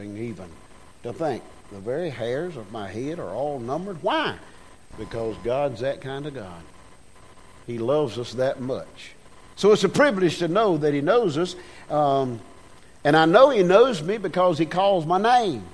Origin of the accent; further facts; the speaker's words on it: United States; I was born in America